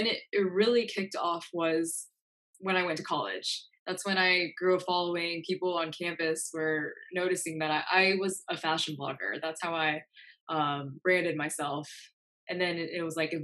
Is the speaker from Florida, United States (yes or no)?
no; North Carolina, United States; moved away as an adult; now in New York City, United States; I was in North Carolina. That's where I grew up